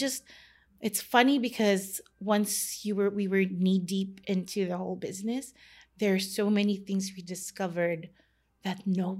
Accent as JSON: {"language": "English", "country": "Philippines", "tie": "born or raised there", "said": "let's bake ube, which is like growing up in the Philippines, it's my vanilla."}